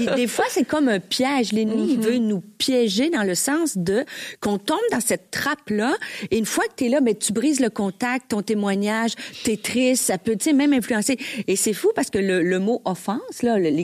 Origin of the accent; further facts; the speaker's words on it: Bas-Saint-Laurent, Quebec, Canada; on vient du Bas-Saint-Laurent